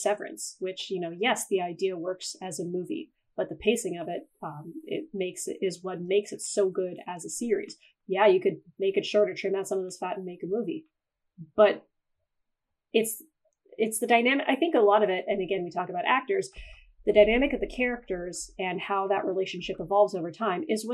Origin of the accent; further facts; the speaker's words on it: Canada; I'm a Canadian, so it's supposed to be Zed